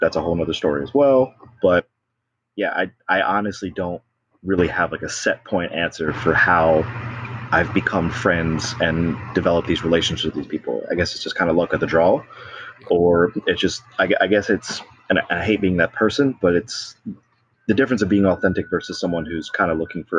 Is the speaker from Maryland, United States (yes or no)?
yes; Baltimore, Maryland, United States; I'm from Baltimore